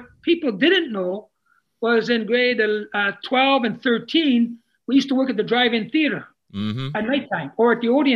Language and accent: English; Thunder Bay, Ontario, Canada; first language Italian; English is a second language; born, raised in Thunder Bay.